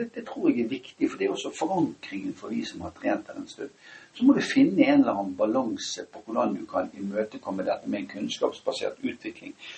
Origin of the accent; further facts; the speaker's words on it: Bergen, Vestland, Norway; jeg kommer fra Åsane